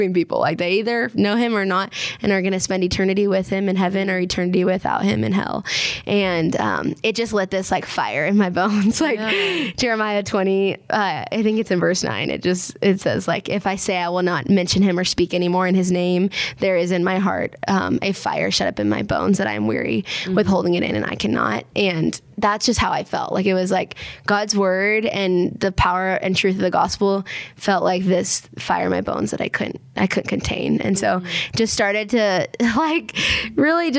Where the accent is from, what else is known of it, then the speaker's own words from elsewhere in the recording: Minnesota, United States; now in Waco, United States; growing up in Minnesota